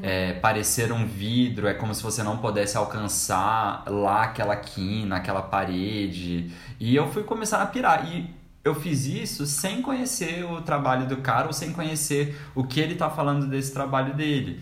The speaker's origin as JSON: {"language": "Portuguese", "town": "Brasília", "region": "Federal District", "country": "Brazil", "said": "a gente é de Brasília"}